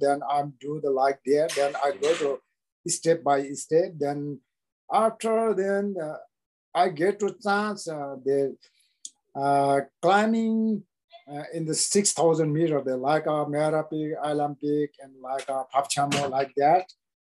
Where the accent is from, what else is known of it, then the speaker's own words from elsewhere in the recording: Thame, Koshi Province, Nepal; English is a second language; I born in Solukhumbu Namche and Thame village